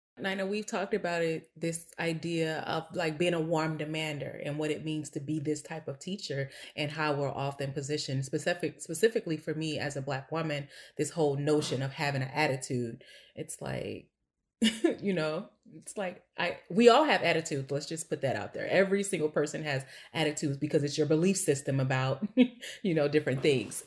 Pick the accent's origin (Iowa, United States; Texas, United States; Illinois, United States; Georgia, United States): Illinois, United States; East St. Louis; now in Chicago, United States; I was born and raised in East St. Louis, Illinois, like I said, East Boogie